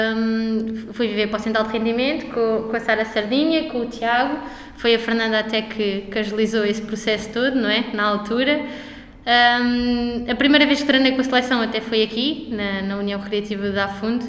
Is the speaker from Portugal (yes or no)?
yes; Loulé, Algarve, Portugal; eu sou de Lolé